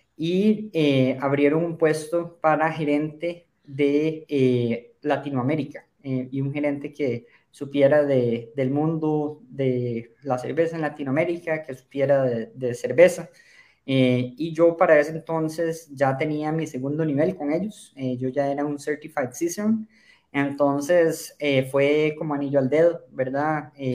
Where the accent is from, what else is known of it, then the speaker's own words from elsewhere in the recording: Costa Rica; Yo soy de Costa Rica